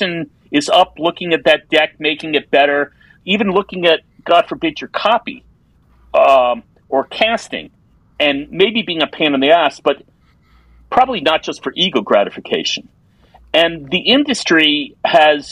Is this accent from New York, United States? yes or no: yes; New York, United States; I grew up in New York